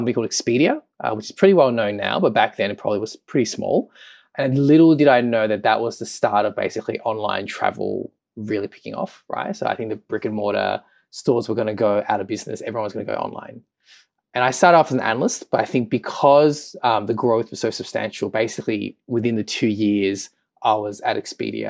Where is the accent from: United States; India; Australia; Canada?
Australia; Melbourne, Victoria; moved away as an adult; also born or lived in London; I'm from Melbourne.